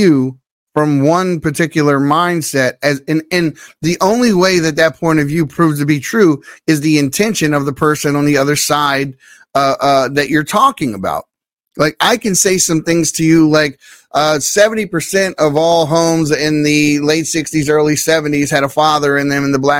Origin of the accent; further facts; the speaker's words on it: Baltimore, Maryland, United States; I'm from Baltimore City.